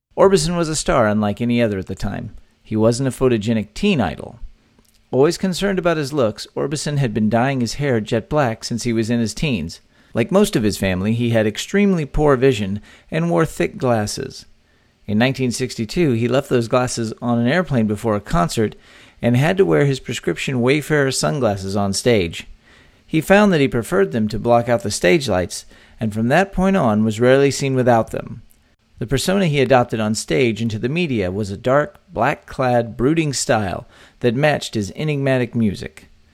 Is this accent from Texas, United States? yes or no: yes; Texas, United States; born or raised there